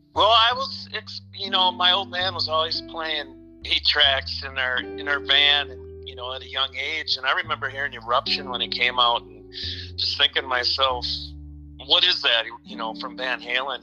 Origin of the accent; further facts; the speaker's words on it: Kenosha, Wisconsin, United States; moved away as an adult; also born or lived in Carmel, California; now in Minneapolis, United States; we moved to Kenosha, Wisconsin. that's pretty much where I grew up till I was about 19